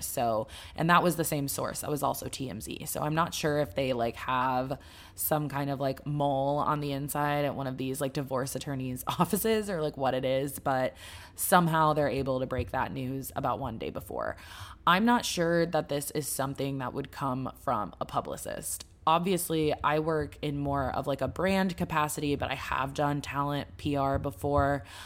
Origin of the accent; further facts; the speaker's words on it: Dallas, Texas, United States; I'm from Dallas